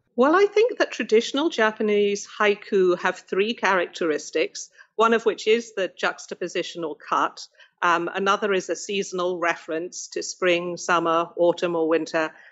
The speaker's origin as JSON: {"language": "English", "country": "United Kingdom", "tie": "born or raised there", "said": "I grew up in Britain and we specialized very early."}